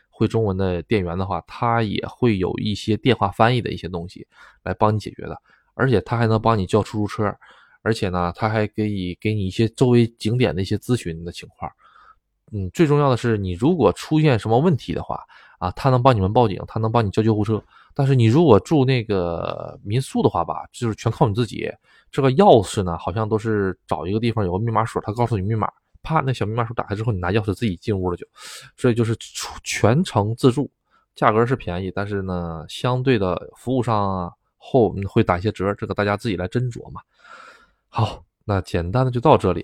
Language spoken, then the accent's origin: Chinese; China; now in Japan; 就我一个中国人